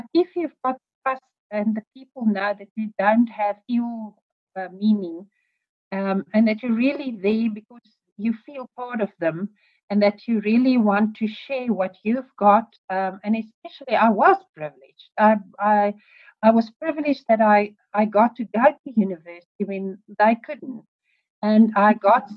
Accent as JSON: {"language": "English", "country": "South Africa", "said": "I'm from South Africa"}